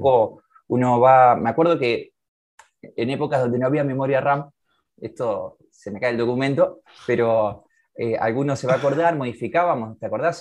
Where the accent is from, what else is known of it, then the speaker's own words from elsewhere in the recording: Santa Fe, Argentina; Yo nací en Santa Fe, sí, sí, en la casa, bueno, en la casa de mi vieja